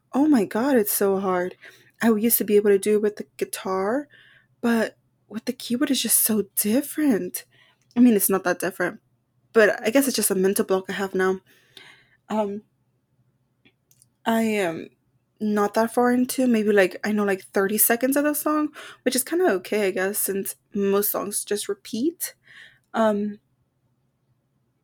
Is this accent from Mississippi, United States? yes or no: no; Texas, United States; we're from Texas